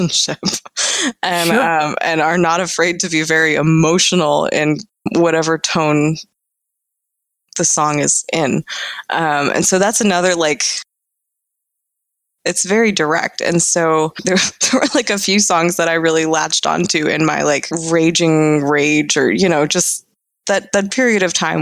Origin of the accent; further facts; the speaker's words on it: Florida, United States; moved away; also born or lived in Illinois; I'm from Florida